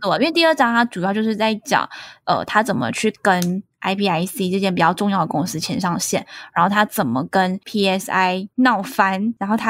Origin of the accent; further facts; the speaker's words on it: Taiwan; now in Malaysia; 然后我觉得这段这段话好像一个马来西亚人跟一个台湾人在做讨论，可是明明我也是台湾人，你知道吗？